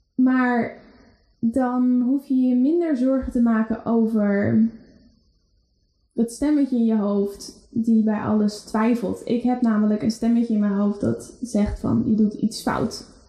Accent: Netherlands; wij Nederlanders

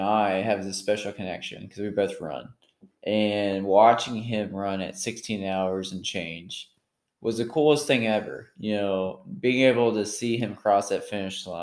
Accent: Hurricane, West Virginia, United States; now in Huntington, United States; I'm from Hurricane, West Virginia, transplanted to Huntington

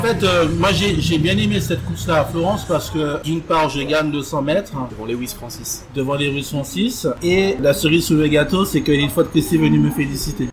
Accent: Martinique; qui était un compatriote Martinique avec moi

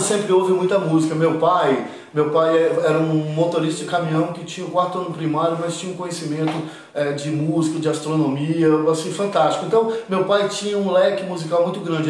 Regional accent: Cariacica, Espírito Santo, Brazil; moved away; also born or lived in Rio de Janeiro / São Paulo / United States / England; Eu sou capixaba, com muito orgulho Fui batizado no convento da Penha, moro em Jardim América, Nasci e criado em Jardim América

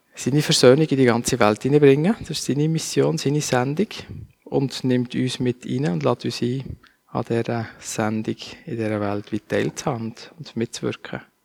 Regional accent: Basel, Basel-Stadt, Switzerland; Dann haben wir dann in Basel gewohnt, ähm, wo ich aufgewachsen bin als Kind

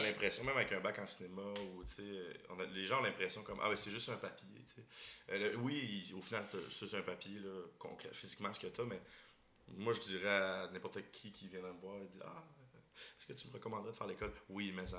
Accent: Boucherville, Quebec, Canada; moi, je viens de la banlieue de Montréal. je viens de Boucherville

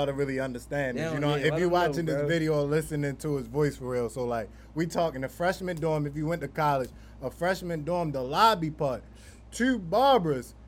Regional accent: Baltimore, Maryland, United States; growing up in Baltimore

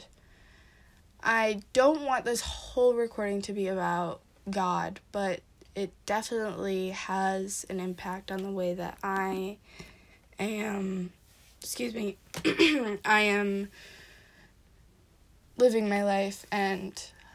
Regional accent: Wisconsin, United States; I'm from Wisconsin

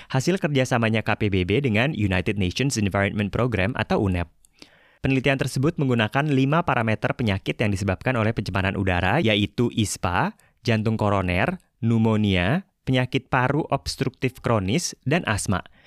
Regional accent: Jakarta, Indonesia; sebagai warga Jakarta

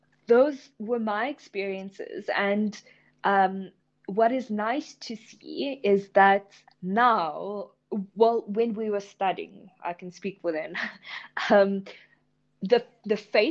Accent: India; me being an Indian female also comes with definite stereotypes

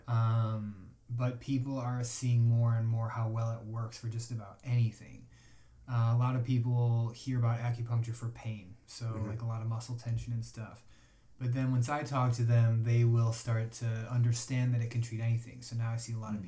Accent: Chicago, Illinois, United States; I'm from Chicago

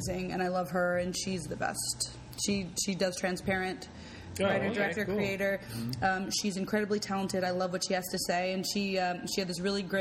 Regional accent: Los Angeles, California, United States; also born or lived in Beverly Hills; I grew up in West Los Angeles, 90064

